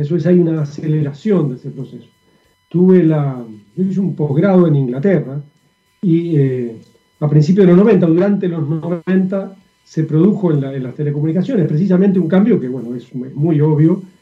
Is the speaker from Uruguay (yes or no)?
yes; Uruguay; now in Chile; Yo soy uruguayo